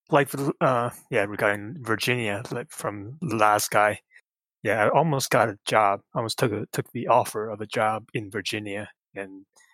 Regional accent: Taiwan; I'm from Taiwan

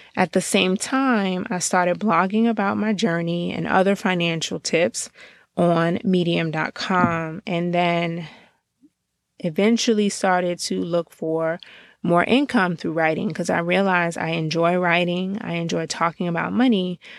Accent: Georgia, United States; now in Washington, D.C., United States; I am Um, a girl born and raised in Georgia, but really living currently in the Washington, D C area

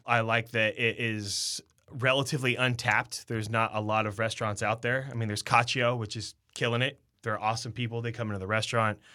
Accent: Sacramento, California, United States; I'm born and raised in Sac

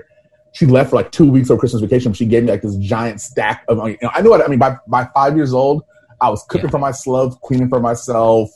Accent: New York City, New York, United States; moved away; also born or lived in Minneapolis; I'm from Brooklyn

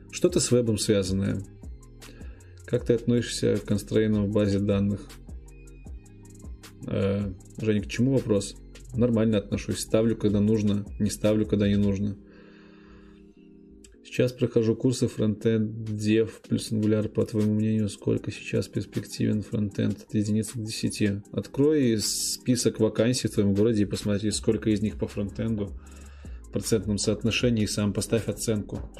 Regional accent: Minsk, Belarus; also born or lived in Gomel Region; Да, я из Минска, нет, родился в Гомельской области.

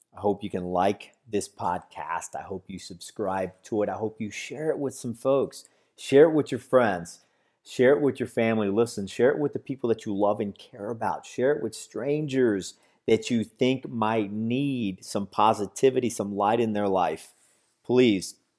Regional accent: San Antonio, Texas, United States; now in Florida, United States; I'm originally from San Antonio, Texas, but currently living in Florida.

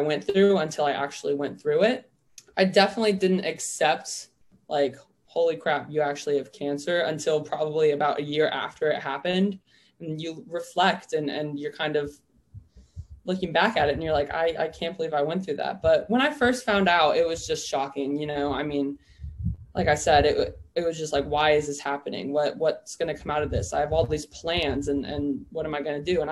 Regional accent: Oklahoma, United States; I'm originally from Oklahoma

